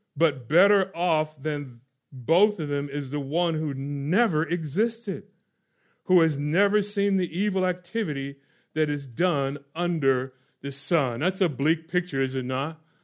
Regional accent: Orlando, Florida, United States; moved away; I grew up in Or-, Orlando, Florida

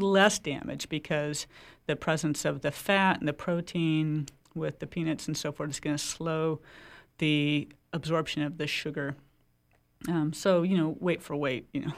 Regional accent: Oregon, United States; now in Maine, United States; I come from Oregon

